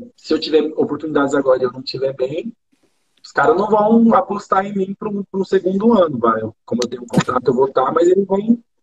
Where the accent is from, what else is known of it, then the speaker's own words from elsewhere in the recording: Brazil; moved away as an adult; also born or lived in France; eu saí do Brasil